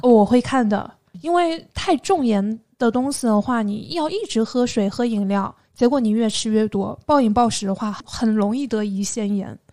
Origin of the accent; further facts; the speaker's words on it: Xinyu, Jiangxi, China; 但是我在我们江西省信义市也经常可以买得到的